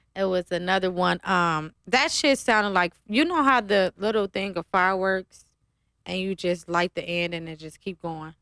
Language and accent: English; Ohio, United States; now in Las Vegas, United States; I'm from Ohio